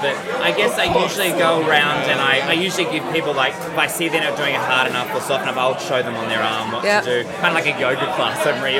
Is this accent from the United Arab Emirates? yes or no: no; Melbourne, Victoria, Australia; I'm from Australia. I'm from Melbourne.